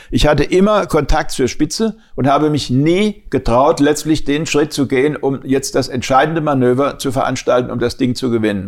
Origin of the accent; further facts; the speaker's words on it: Germany; ich als Deutscher